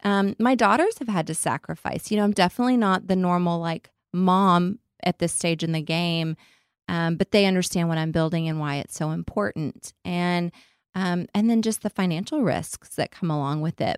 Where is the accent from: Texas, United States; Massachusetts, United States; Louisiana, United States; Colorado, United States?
Texas, United States; Lubbock; accent: redneck; I sound like a full on redneck. I'm from Lubbock.